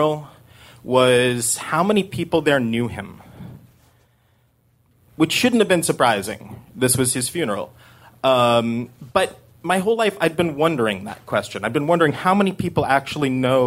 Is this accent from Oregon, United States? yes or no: yes; Corvallis, Oregon, United States; now in New York, United States; I grew up in Corvallis, Oregon